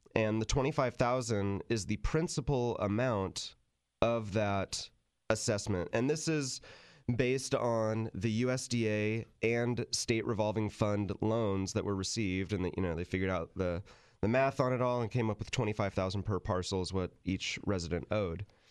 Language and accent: English; Sacramento, California, United States; moved away as an adult; also born or lived in San Luis Obispo County; Tim, who I grew up with in Sacramento